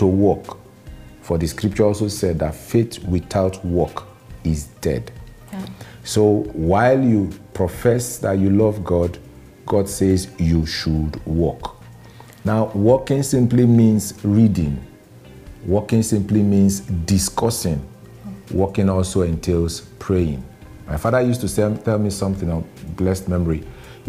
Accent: Nigeria; I'm a Nigerian, a lawyer by profession

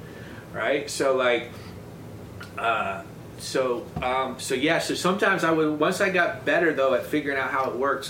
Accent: Covington, Ohio, United States; moved away as an adult; now in Los Angeles, United States; I grew up in a little town of 2,000 people

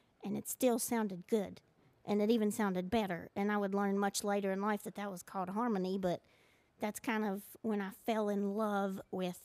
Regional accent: Seth, West Virginia, United States; I grew up in Seth, which is a small little town in Boone County, West Virginia

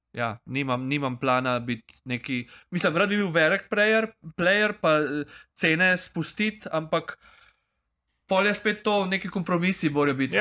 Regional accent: Prekmurje, Slovenia; iz Prek, Mura

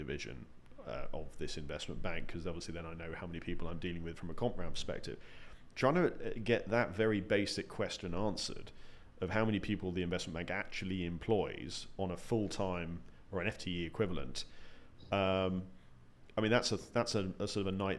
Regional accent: United Kingdom; as a Brit

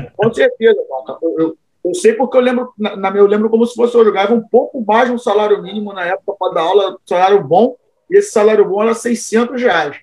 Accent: Cabo Frio, Rio de Janeiro, Brazil; eu sou de Itajuru, favela aqui de Cabo Frio. Eu tinha meus amigos, eram da favela ali

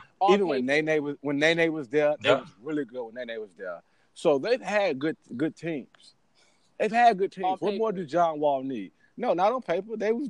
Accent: Chicago, Illinois, United States; I'm from Chicago.

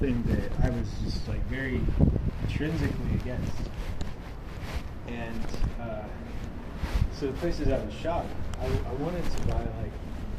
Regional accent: the South, United States; growing up in the South

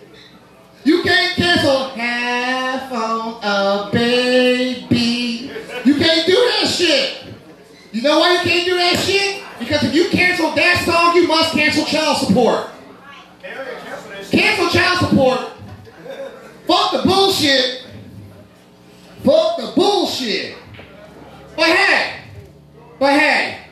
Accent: Kansas City, United States; now in Johnson County, United States; Kansas City's my hometown

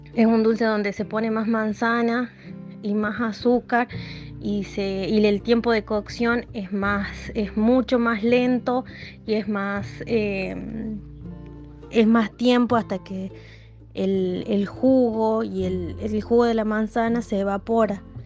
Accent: El Peñón, Catamarca, Argentina; soy del Peñón Antofagasta de la Sierra

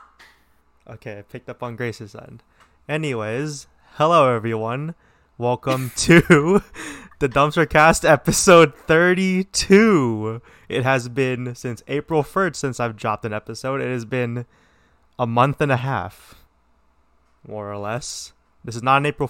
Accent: Southern California, United States; I'm from Southern California

